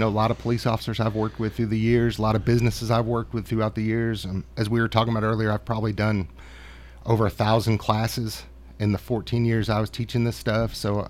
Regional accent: Rochester-Syracuse area, on Lake Ontario, Western New York, United States; now in Murfreesboro, United States; actually grew up right on Lake Ontario. Beautiful country up there. But I tell everybody all the time, I'm from the country part of New York. You know, we had one stoplight in my town. There's two now.

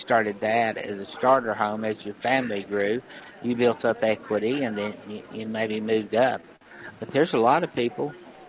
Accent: McMinnville, Tennessee, United States; moved away; I was driving back from McMinnville from a bank meeting down there where I'm from

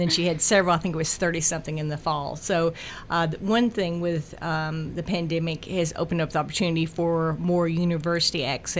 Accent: Murfreesboro, Tennessee, United States; I've been a lifelong resident of Rutherford County, and growing up in the Buchanan area, you know, going to Buchanan when it was K-8, and then Riverdale High School in 9-12

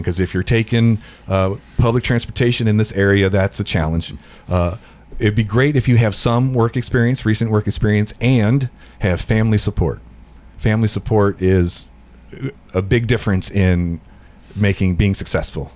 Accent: Cincinnati, Ohio, United States; moved away as an adult; now in Middle Tennessee, United States; I was born in the Cincinnati area, lived there till I was about 20 years old

